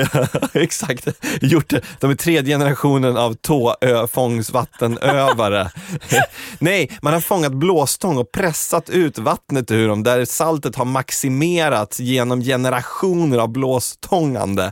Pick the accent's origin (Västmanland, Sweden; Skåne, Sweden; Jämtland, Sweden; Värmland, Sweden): Västmanland, Sweden; Sala; Där jag kommer ifrån